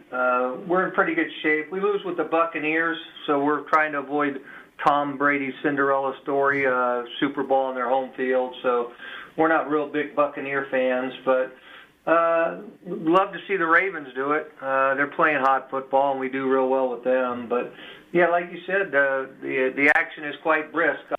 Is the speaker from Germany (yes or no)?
yes; Germany; I'm from Germany.